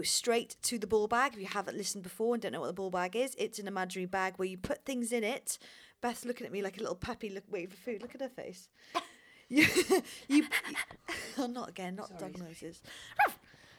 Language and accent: English; Wales, United Kingdom; being a Welsh athlete